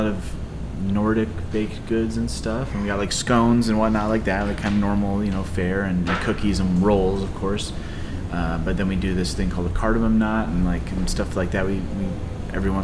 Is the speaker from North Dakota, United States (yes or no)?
yes; Minot, North Dakota, United States; also born or lived in Michigan; I'm from Minot, born and raised, and never really left.